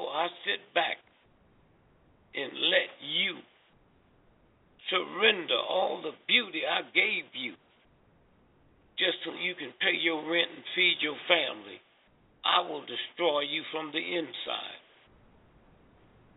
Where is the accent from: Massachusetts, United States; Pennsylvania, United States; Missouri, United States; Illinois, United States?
Missouri, United States; St. Louis; I was born and raised in St. Louis.